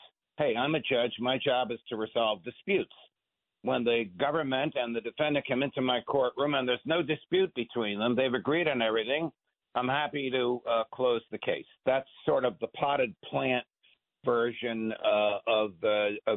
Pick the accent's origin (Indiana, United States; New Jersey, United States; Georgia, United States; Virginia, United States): New Jersey, United States; Jersey Shore; I was raised on the Jersey Shore